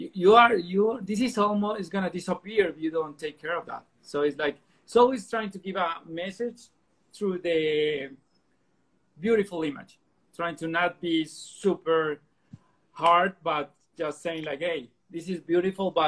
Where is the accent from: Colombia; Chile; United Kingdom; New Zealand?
Colombia; I'm from Colombia.